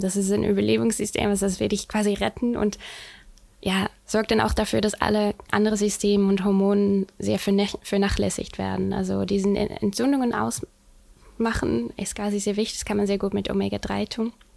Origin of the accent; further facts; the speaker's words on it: Netherlands; accent: Dutch; German is a second language; moved away as an adult; now in Hamburg, Germany; ich komme ursprünglich aus den Niederlanden